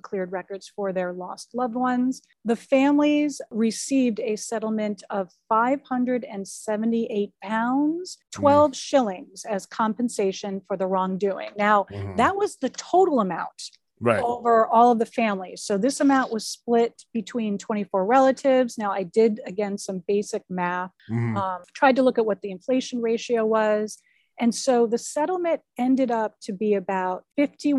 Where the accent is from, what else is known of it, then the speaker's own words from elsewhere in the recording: Springfield, Massachusetts, United States; also born or lived in Boston, Massachusetts; I grew up in Springfield, which is in Western Mass.